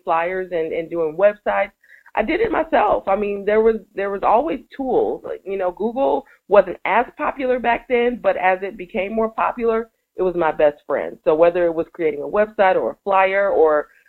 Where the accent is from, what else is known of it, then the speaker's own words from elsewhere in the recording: Milwaukee, Wisconsin, United States; moved away as an adult; also born or lived in Atlanta / California; in February of 2006, I came back home, and I'm an only child, you know, so I needed to come back to my family